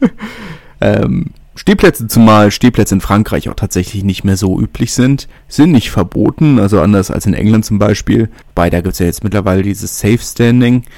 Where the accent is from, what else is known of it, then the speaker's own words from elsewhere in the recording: Berlin, Germany; ich bin Berliner